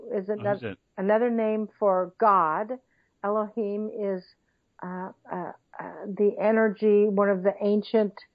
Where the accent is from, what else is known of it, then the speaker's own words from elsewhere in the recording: Missouri, United States; I'm from Missouri